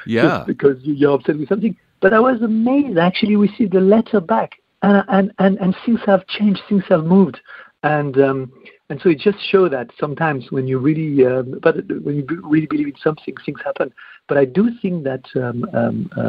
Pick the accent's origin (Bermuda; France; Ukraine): France; now in United Kingdom; although I'm French, I'm also British